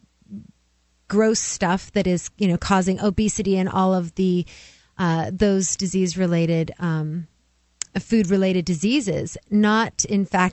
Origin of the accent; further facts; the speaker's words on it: West Coast, United States; moved away; also born or lived in Oregon / California; I was raised in Oregon and California